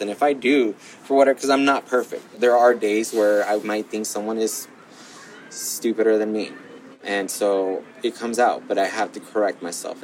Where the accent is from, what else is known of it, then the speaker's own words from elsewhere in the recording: Gardena, California, United States; also born or lived in Los Angeles; grew up in Gardena